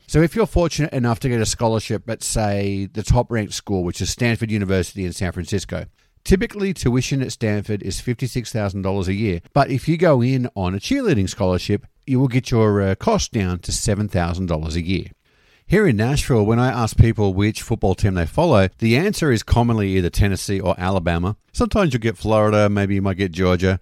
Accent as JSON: {"language": "English", "town": "Sydney", "region": "New South Wales", "country": "Australia", "moved": "yes", "lives_now": "United States", "said": "having been a regular going to Sydney Swans games when I lived back home"}